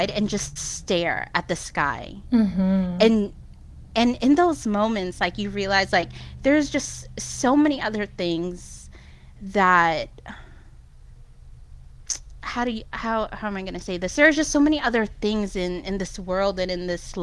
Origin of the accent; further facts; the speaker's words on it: Jersey City, New Jersey, United States; moved away; I'm from New Jersey. I'm from Jersey City